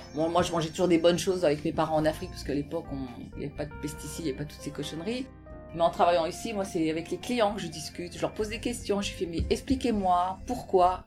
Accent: Brittany, France; moved away; also born or lived in Paris; je suis bretonne aussi

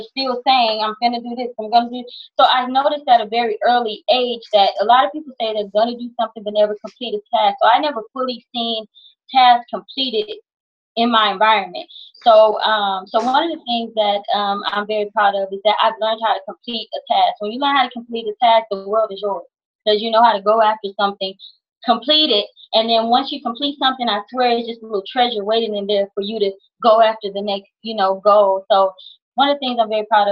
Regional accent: Houston, Texas, United States; moved away as an adult; also born or lived in California; I was born and raised in Houston, Texas. When I became a little bit of age in my early 20s, I moved to California

